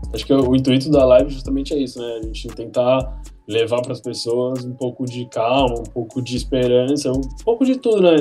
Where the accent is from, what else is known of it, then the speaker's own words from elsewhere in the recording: São Sebastião, São Paulo, Brazil; moved away as an adult; now in São Paulo, Brazil; eu sou de São Sebastião, sou nascido em São Sebastião litoral de São Paulo